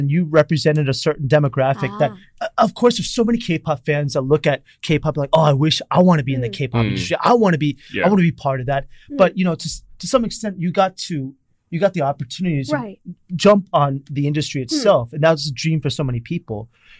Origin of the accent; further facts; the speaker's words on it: United States; moved away as an adult; now in South Korea; I grew up in Koreatown, and my high school was 40% Korean